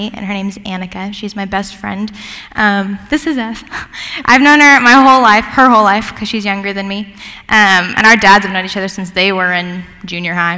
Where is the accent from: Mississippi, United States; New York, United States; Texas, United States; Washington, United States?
Washington, United States; Gig Harbor; moved away as an adult; also born or lived in Bible Belt; I grew up in Gig Harbor, Washington